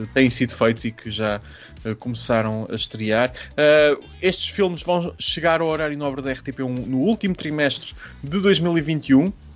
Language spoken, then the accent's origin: Portuguese; Centro region of Portugal, Portugal; região centro do país, que é uma região belíssima e de onde eu sou natural